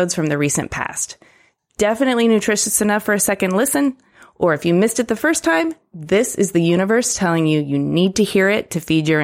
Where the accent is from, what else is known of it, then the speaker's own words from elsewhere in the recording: Ypsilanti, Michigan, United States; I was born and raised in Ypsilanti